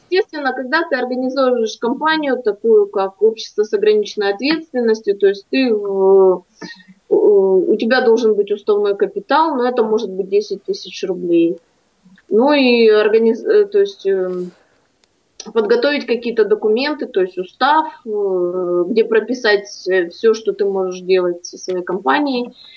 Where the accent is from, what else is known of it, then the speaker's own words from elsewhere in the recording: Primorsky Krai, Russia; в родном краю